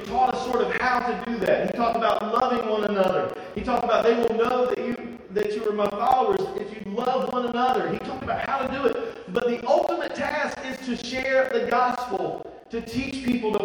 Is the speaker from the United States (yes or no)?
yes; Eastern North Carolina, United States; Eastern North Carolina